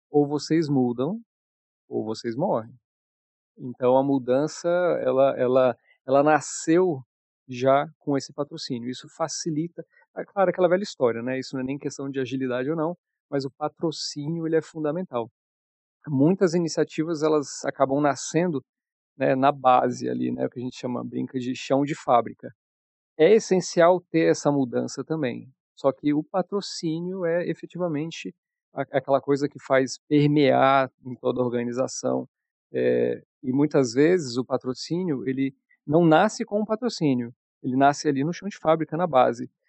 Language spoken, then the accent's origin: Portuguese; Brasília, Federal District, Brazil; moved away; also born or lived in Curitiba; como sou mais conhecido aí pelo, pelo pessoal. Sou de Brasília, com um pé no sul, morei muito tempo em Curitiba, mas estou de volta aqui à BSB tem um tempinho.